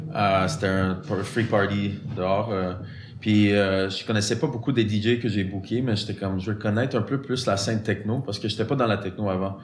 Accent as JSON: {"language": "French", "town": "Montreal", "region": "Quebec", "country": "Canada", "tie": "born or raised there", "second_language": "French", "said": "J'ai grandi en l'ouest de l'île, ou West Island."}